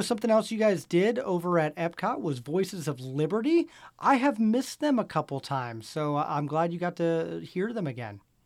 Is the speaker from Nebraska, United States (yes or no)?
yes; Lincoln, Nebraska, United States; born or raised there